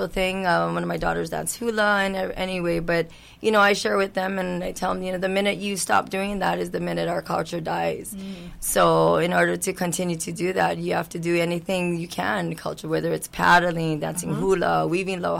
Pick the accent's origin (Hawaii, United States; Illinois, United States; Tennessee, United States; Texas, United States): Hawaii, United States; Kihei; I'm born and raised in Kihei area